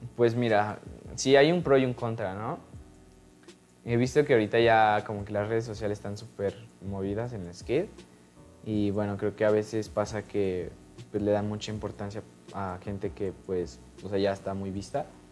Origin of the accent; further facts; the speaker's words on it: Mexico City, Mexico; soy de la ciudad